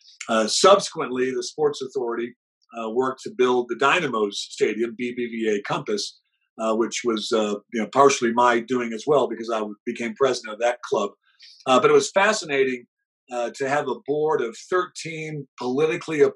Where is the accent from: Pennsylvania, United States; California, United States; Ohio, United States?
Ohio, United States; Cleveland; I grew up in Cleveland